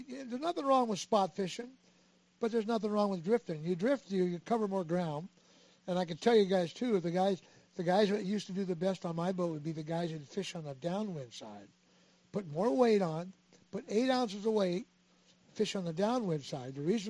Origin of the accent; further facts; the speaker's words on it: Redondo Beach, California, United States; I grew up fishing halibut on the Redondo Beach Pier.